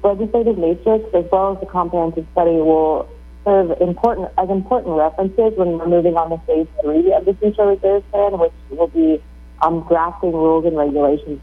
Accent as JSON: {"language": "English", "region": "North Carolina", "country": "United States", "tie": "born or raised there", "also_born_or_lived": "Africa / Wisconsin / Mexico", "moved": "as an adult", "lives_now": "Guam", "said": "I'm originally from North Carolina. I grew up in North Carolina"}